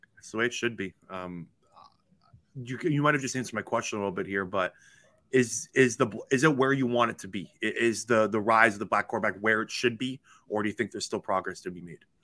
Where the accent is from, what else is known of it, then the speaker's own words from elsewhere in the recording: Toronto, Ontario, Canada; me being from Toronto, Ontario, and growing up in Canada